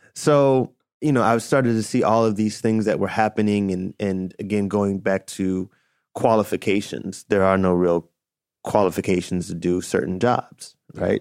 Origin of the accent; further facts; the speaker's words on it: Chicago, Illinois, United States; I was a D J at a roller rink growing up in Chicago